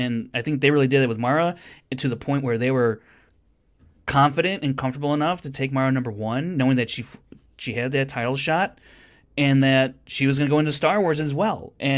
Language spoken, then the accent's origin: English; United States; I'm American.